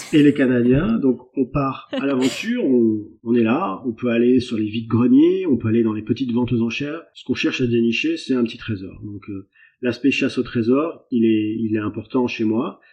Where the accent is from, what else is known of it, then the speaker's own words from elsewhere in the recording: France; also born or lived in Brittany; je suis français de quarante-quatre ans, en Bretagne